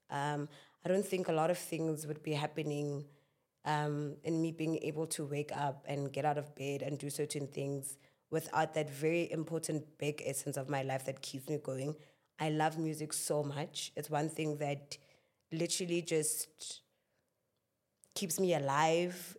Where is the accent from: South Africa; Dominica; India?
South Africa; Klerksdorp, North West; I am from Northwest in Clarksdorp, in a little township called Kuma.